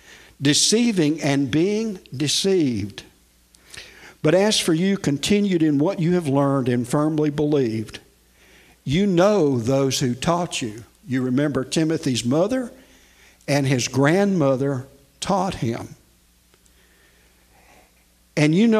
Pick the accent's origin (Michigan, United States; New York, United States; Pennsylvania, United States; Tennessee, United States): Tennessee, United States; Nashville; I grew up in Nashville, and oh, by the way, I'm a Tennessean.